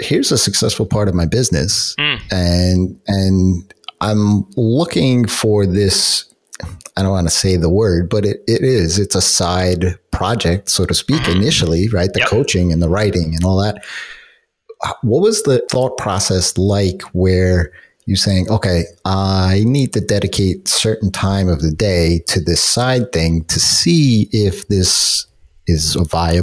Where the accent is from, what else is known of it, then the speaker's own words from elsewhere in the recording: New York, United States; I'm from New York